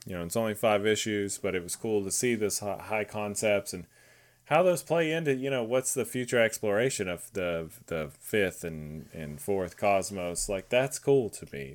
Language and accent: English; Texas, United States; I'm Texan